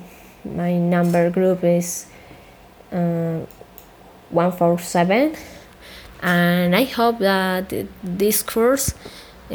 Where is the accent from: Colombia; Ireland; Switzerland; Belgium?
Colombia; English is a second language; also born or lived in Chocontá, Colombia; I am from Colombia and I live in Chocontá near to Bogotá, Colombia